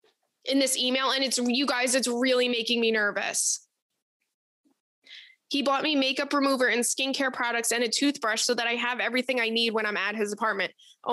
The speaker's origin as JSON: {"language": "English", "town": "Detroit", "region": "Michigan", "country": "United States", "said": "I'm from the Detroit area."}